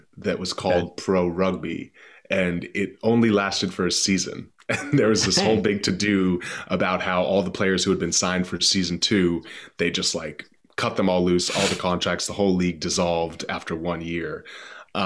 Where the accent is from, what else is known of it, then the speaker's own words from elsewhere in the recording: Boston, Massachusetts, United States; I grew up in the East Coast, just kind of northeast in Boston